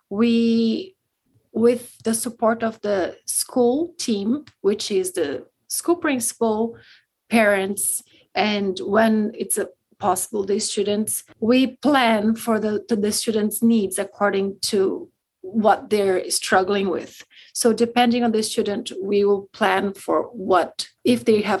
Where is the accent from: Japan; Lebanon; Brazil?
Brazil; moved away as an adult; now in Winnipeg, Canada; Um, I'm from Brazil initially. I moved here about five years ago.